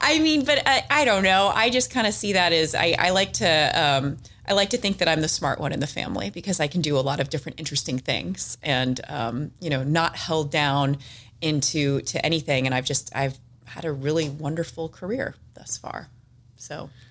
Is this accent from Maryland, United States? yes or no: no; San Diego, California, United States; I'm from San Diego, born and raised